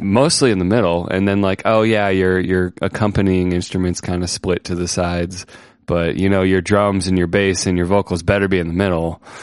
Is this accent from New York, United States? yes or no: no; Ohio, United States; Ohio, my home state where I grew up.